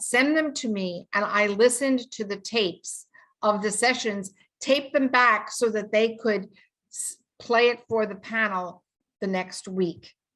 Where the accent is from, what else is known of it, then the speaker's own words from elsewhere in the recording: New York, United States; I'm from New York